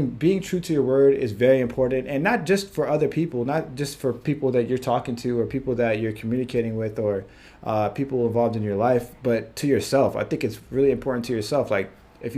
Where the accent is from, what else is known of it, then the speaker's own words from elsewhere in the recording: Virginia, United States; moved away as an adult; now in California, United States; I'm originally from Virginia